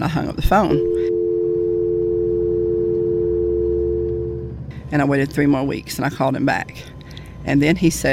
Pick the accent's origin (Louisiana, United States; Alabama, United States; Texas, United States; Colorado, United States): Alabama, United States; Oxford; I was raised in North Alabama, Oxford, close to Fort McClellan